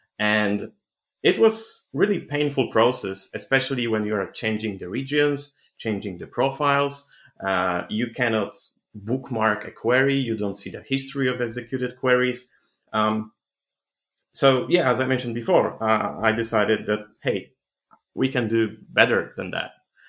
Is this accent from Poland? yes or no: yes; Poland; I'm 25 from Poland.